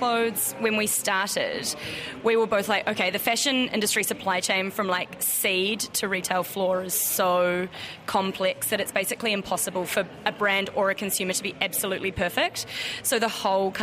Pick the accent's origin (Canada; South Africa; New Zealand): New Zealand; now in Australia; being a New Zealander who lives in Australia